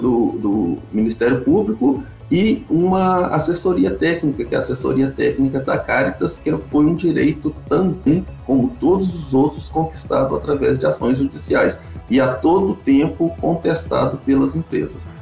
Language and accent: Portuguese; Mariana, Minas Gerais, Brazil; eu nasci em Bento, na, na casa que pertence ao meu pai, é uma casa que veio de, de, de, herança dos meus antepassados. Eu nasci lá em Bento mesmo, nas mãos de parteira